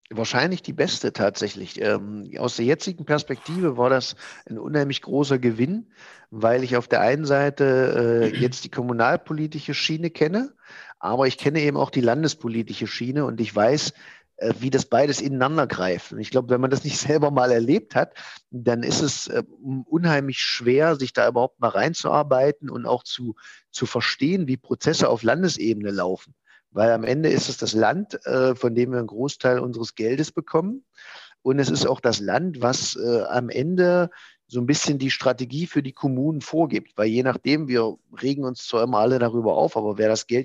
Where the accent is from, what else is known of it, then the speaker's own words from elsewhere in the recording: Halberstadt, Saxony-Anhalt, Germany; meine Heimatstadt, ich bin ja gebürtiger Halberstädter, noch weiter voranbringen